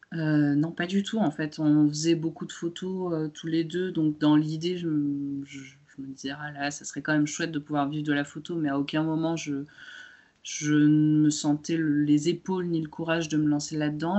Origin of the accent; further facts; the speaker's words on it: France; also born or lived in Romania; je suis née en Roumanie, je suis arrivée en, France euh, en étant toute jeune